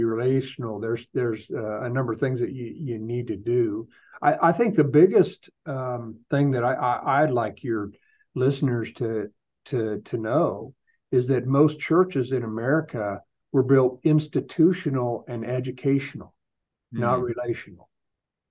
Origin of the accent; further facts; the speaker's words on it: Nebraska, United States; I was born and raised in Nebraska.